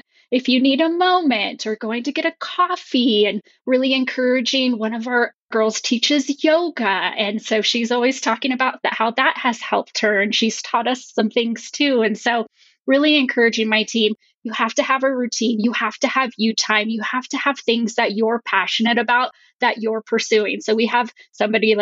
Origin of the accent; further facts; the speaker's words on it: New Mexico, United States; now in Colorado, United States; I grew up in New Mexico and now I live in Colorado with my husband